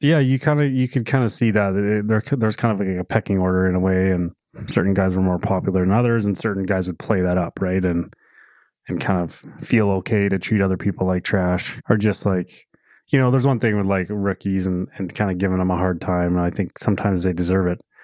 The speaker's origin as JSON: {"language": "English", "region": "Alberta", "country": "Canada", "tie": "born or raised there", "said": "We grew up in Alberta"}